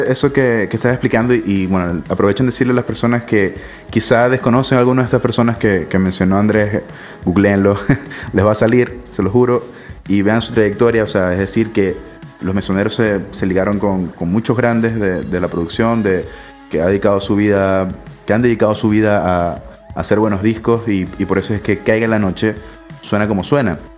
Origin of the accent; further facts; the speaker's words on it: Venezuela; Obviamente somos de Venezuela, ustedes son de Caracas